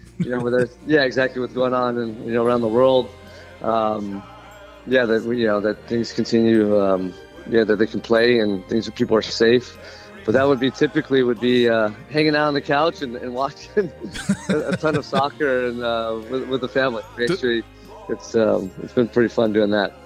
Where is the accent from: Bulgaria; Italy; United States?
United States; Southern California; moved away; I'm from Southern California